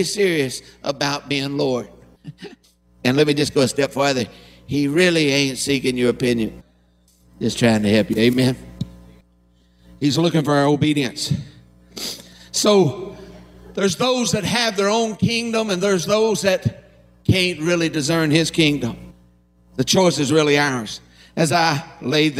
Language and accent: English; Harlan County, Kentucky, United States; I'm from Harlan County